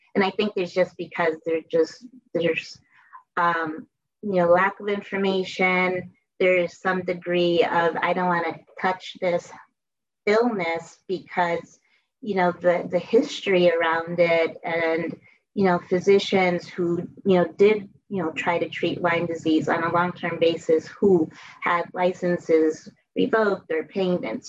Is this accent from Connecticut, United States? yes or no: yes; Bridgeport, Connecticut, United States; I grew up in Bridgeport, Connecticut